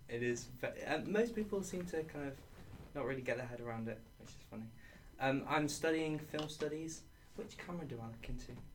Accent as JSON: {"language": "English", "town": "Sheffield", "region": "Yorkshire and the Humber", "country": "United Kingdom", "also_born_or_lived": "Edge Hill", "moved": "as an adult", "said": "I'm from Sheffield"}